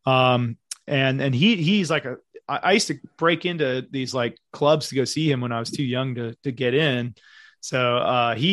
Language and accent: English; Berlin, Germany; I was stationed in Germany because I'm from Berlin originally